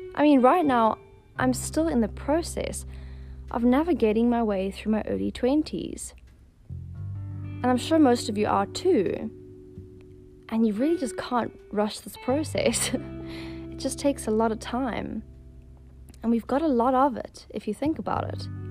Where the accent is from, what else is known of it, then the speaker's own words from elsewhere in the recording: Johannesburg, Gauteng, South Africa; moved away as an adult; now in Cape Town, South Africa; I was born and raised in Johannesburg, but I live in Cape Town and have been for the past five years